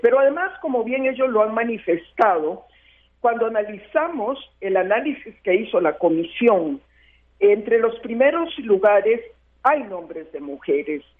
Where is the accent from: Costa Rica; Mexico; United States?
Costa Rica; yo, como muchos costarricenses